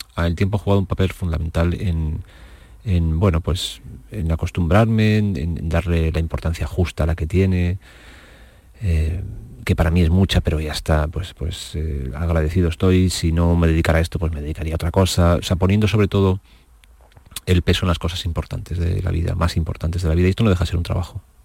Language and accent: Spanish; Torrijos, Castilla-La Mancha, Spain; en mi pueblo, en Torrijos, donde yo vivía